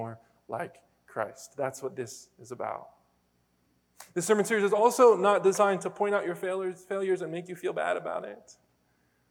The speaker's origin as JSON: {"language": "English", "region": "Pennsylvania", "country": "United States", "moved": "yes", "said": "I'm from Pennsylvania"}